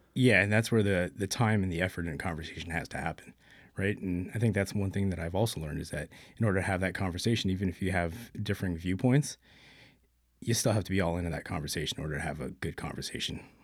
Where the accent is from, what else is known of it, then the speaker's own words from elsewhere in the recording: Brampton, Ontario, Canada; born and raised in Brampton. Pretty much did everything there growing up